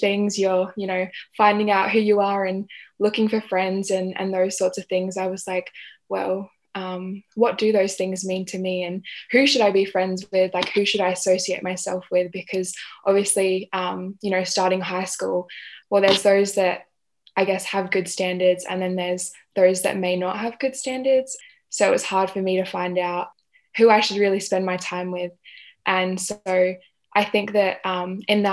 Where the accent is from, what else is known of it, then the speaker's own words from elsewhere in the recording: Adelaide, South Australia, Australia; I was born in Adelaide